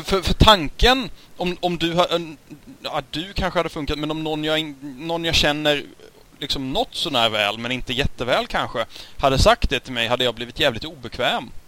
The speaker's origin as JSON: {"language": "Swedish", "country": "Sweden", "said": "för oss som svenskar"}